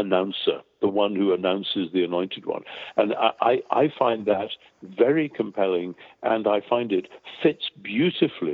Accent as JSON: {"language": "English", "area": "near Newcastle upon Tyne", "region": "North East England", "country": "United Kingdom", "tie": "born or raised there", "said": "I grew up near Newcastle-on-Tyne, where there was a large Jewish community"}